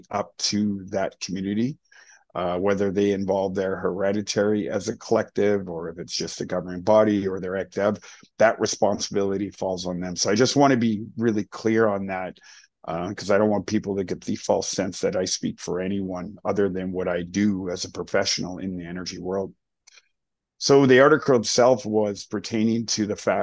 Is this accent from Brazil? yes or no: no; Lax Kw'alaams, British Columbia, Canada; I am from Lac-Colams. It means Island of Roses.